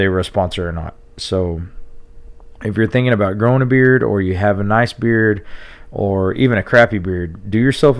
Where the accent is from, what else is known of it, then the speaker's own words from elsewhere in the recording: Tulia, Texas, United States; my hometown